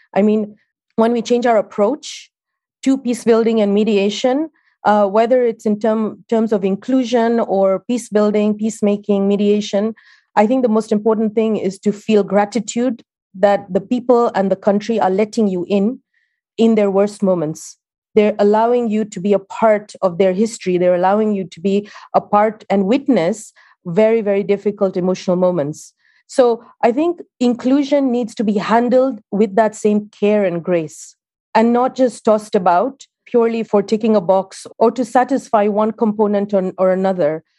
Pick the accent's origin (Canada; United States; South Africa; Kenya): Kenya; moved away; I'm Kenyan